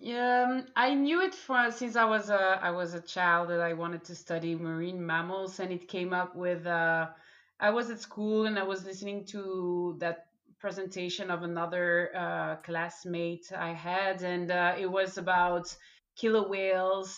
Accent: Belgium; I just didn't want to leave my home country, so Belgium

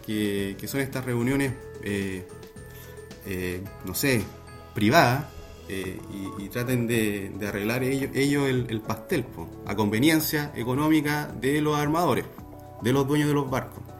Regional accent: Valdivia, Los Ríos, Chile; also born or lived in Viña del Mar; Yo soy de Valdivia

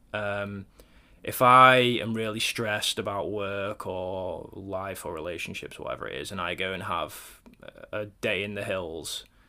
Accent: Cornwall, South West England, United Kingdom; I grew up in Cornwall actually, um, down on the on the south coast, right down near Land's End

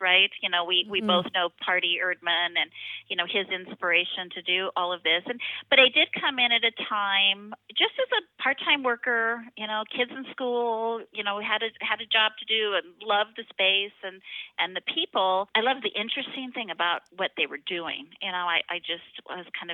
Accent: Puget Sound area, Washington, United States; moved away as an adult; also born or lived in North Dakota / Kauai, Hawaii; now in Maui, United States; we moved back from Washington State, where I was actually raised, the Puget Sound area, after college

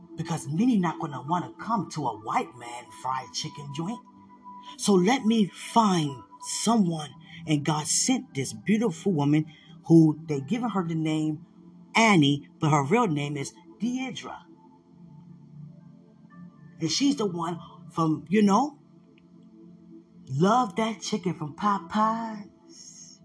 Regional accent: the South, United States; growing up in the South, as little white boys, watching these Black women cook for us?

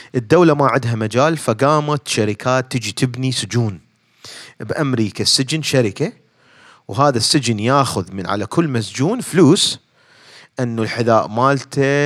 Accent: Baghdad, Baghdad Governorate, Iraq; moved away as an adult; now in United States; اني خريج علوم آه، علوم حاسبات آه، بغداد من بغداد فجيت لهنا

